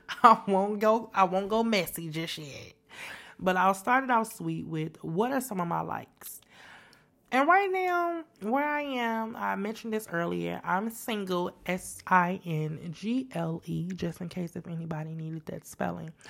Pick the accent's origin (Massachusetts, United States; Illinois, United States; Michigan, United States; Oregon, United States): Illinois, United States; Chicago; moved away as an adult; also born or lived in San Antonio, Texas; now in Houston, United States; I'm originally from Chicago, born and raised on the west side of Chicago, the best side of town